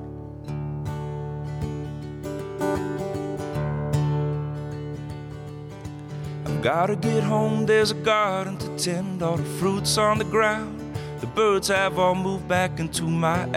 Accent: Hawaii, United States; growing up in Hawaii, almost every teenage kid thinks he's going to be a surfer

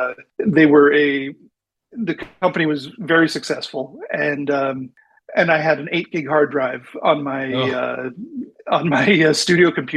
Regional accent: Manitoba, Canada; moved away as an adult; also born or lived in Vancouver; I grew up in Manitoba, one of the central provinces in Canada

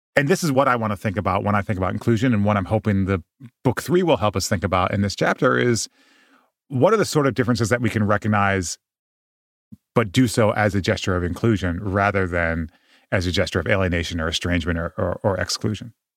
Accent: Midwest, United States; grow up Japanese in the Midwest

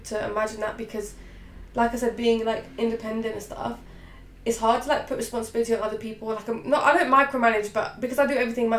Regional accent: India; because I'm Indian, so I really want to go to India and shoot.

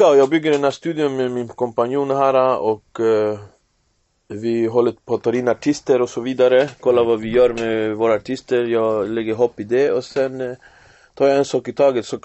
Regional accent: Finland; now in Sweden; när jag kom eh, från Finland till Sverige 2014

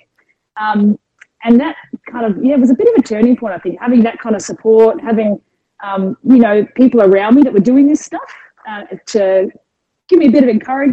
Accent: Adelaide, South Australia, Australia; moved away as an adult; also born or lived in Arizona / United Kingdom; now in Melbourne, Australia; born and raised in Adelaide

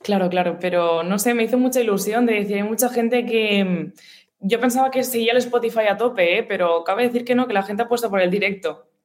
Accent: Gavà, Catalonia, Spain; mi pueblo, como tal, ¿sabes? De Gabá.

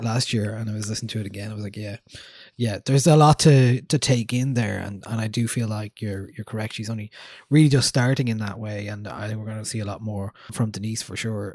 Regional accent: Newbridge, Leinster, Ireland; I'm from Newbridge in Kildare

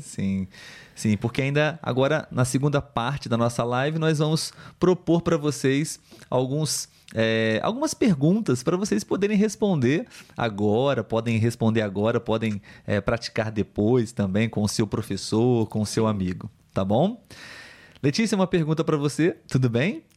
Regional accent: Brazil; first language Portuguese; Eu sou brasileiro, nativo de português

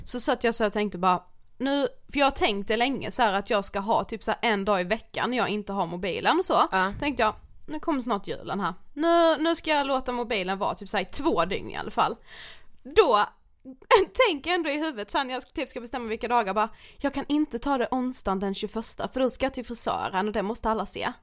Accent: Karlshamn, Blekinge, Sweden; moved away; vi var ju hemma i Karlshamn

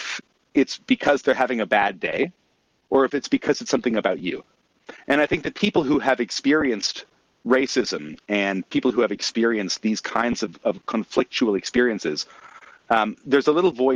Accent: Canada; as a Canadian

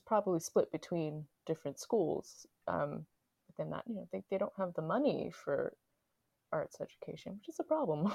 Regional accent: New York City, New York, United States; I'm from Queens

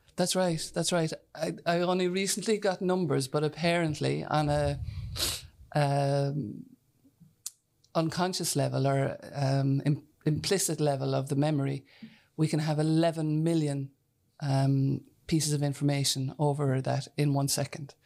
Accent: near Whitegate, County Cork, Munster, Ireland; I'm from a header, so just out the road here

